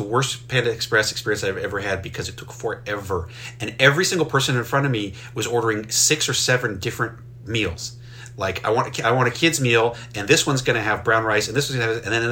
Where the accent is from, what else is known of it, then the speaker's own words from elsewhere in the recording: rural northwestern Maryland, United States; when I grew up in Maryland, I grew up in rural Maryland, in northwestern Maryland.